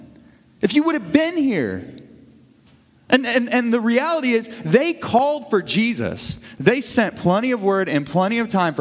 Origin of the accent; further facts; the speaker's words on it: Kirksville, Missouri, United States; growing up in Kirksville